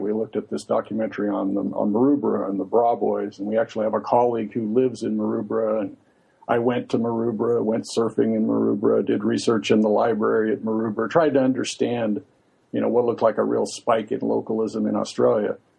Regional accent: Santa Barbara, California, United States; we both grew up in Santa Barbara

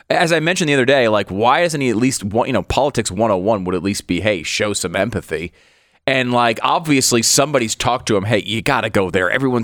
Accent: Northeast, United States; I understand that it's different culture than when I grew up in the East Coast, the Northeast.

